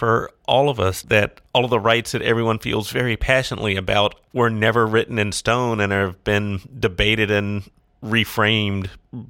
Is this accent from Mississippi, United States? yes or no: yes; Mississippi, United States; I grew up in Mississippi and coming out of the 70s